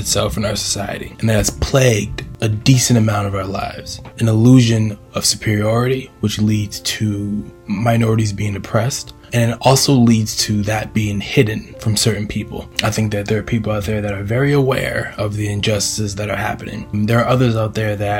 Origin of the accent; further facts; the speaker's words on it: Boston, Massachusetts, United States; I am from Boston, Massachusetts